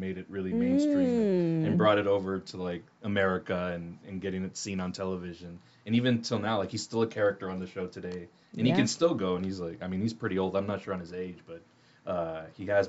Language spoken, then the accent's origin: English; Laredo, Texas, United States; now in San Antonio, United States; coming from like South Texas, I'm from Laredo